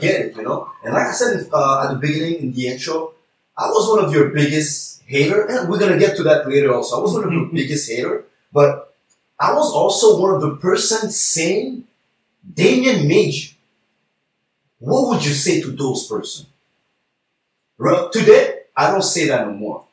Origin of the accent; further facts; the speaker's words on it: Montreal, Quebec, Canada; We're all from the East